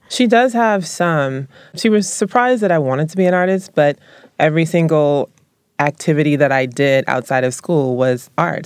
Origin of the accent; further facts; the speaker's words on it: Columbus, the South, United States; moved away; I was raised in the South